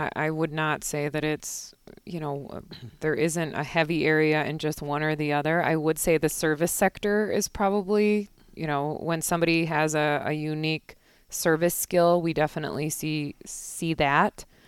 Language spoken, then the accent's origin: English; Naperville, Illinois, United States; also born or lived in Minneapolis / Chicago; now in Eau Claire, United States; I grew up in Naperville, which is a western suburb of Chicago